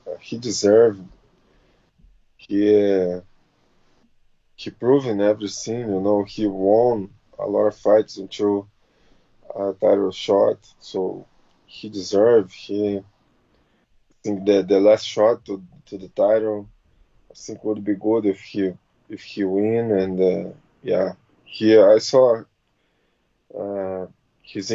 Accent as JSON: {"language": "English", "region": "Rio de Janeiro", "country": "Brazil", "tie": "born or raised there", "second_language": "English", "moved": "as an adult", "lives_now": "Florida, United States", "said": "Rio de Janeiro, my hometown"}